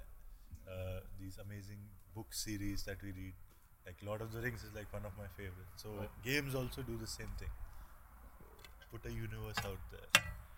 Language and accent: English; Delhi, India; moved away